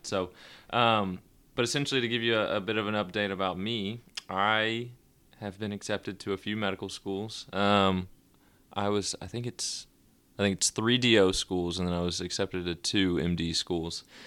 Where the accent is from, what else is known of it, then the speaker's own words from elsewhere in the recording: Nashville, Tennessee, United States; moved away as an adult; also born or lived in Rome, Georgia; born and raised in Nashville